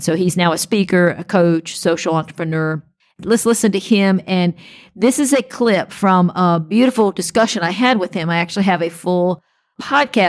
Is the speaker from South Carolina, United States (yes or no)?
yes; South Carolina, United States; I'm also from South Carolina